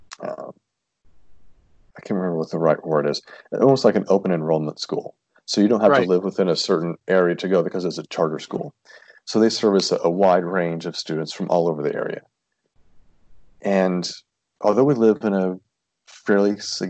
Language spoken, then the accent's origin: English; Tennessee, United States; moved away; I'm from Tennessee, very small town of about 4,000 people